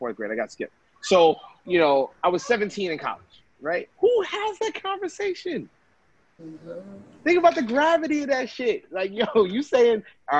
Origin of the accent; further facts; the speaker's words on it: New York City, New York, United States; also born or lived in Vermont; I grew up in Brooklyn, New York.